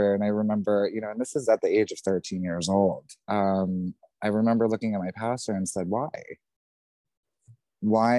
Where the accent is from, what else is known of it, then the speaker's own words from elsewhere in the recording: New Jersey, United States; being raised in New Jersey